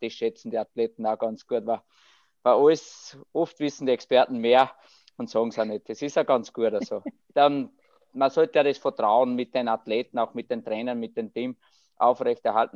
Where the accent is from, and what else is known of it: Austria